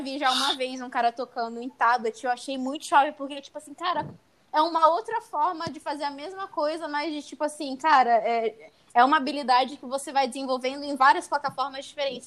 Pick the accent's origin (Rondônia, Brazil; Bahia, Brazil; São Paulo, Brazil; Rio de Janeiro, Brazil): São Paulo, Brazil; interior of; now in Santos, Brazil; eu sou do interior de São Paulo, querendo, eu moro em Santos, mas eu sou do interior na minha cidade